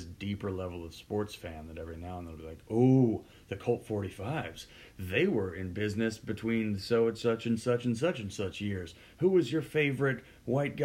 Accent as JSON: {"language": "English", "town": "Houston", "region": "Texas", "country": "United States", "moved": "yes", "said": "I'm from Houston"}